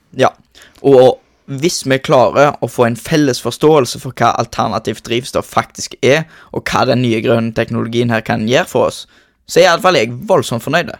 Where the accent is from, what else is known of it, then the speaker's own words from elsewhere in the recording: Norway; Jeg kommer jo mesten herifra